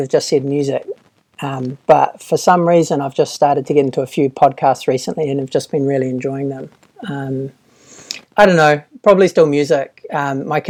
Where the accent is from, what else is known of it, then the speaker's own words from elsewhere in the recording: Auckland, New Zealand; also born or lived in Dunedin, New Zealand / Sydney, Australia / United Kingdom; I grew up in Auckland